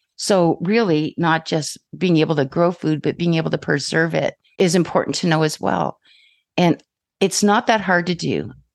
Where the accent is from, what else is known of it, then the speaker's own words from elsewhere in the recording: Ontario, Canada; now in British Columbia, Canada; I'm from Ontario